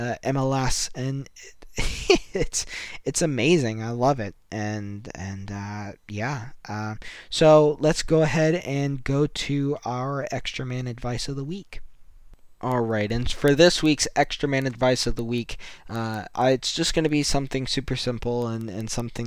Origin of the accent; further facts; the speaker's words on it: United States; I'm super happy being an American